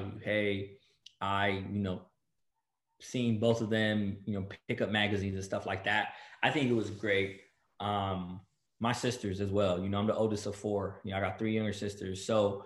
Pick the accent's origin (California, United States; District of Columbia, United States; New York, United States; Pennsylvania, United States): California, United States; Bell Gardens; from Bell Gardens, California